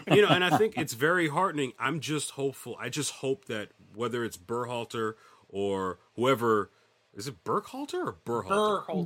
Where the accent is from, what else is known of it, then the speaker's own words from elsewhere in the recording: Boca Raton, Florida, United States; as someone who grew up in Boca Raton, Florida